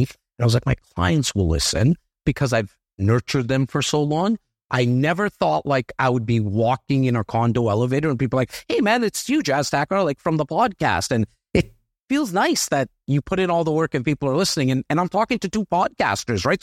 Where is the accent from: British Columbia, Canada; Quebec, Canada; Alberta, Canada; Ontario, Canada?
Ontario, Canada; Toronto; I'm a kid from Rexdale